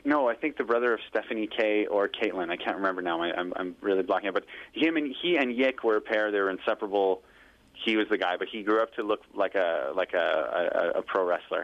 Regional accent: Kirkland, Quebec, Canada; moved away; also born or lived in Pointe Claire, Quebec / Montreal; I grew up in Kirkland, which is a stone's throw, a different municipality suburb of Montreal, just right next to Pointe Claire

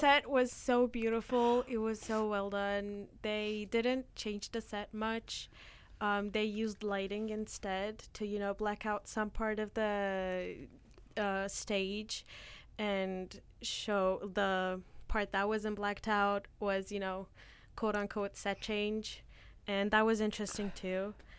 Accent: Turkey; now in Canada; every winter when I go back to Turkey

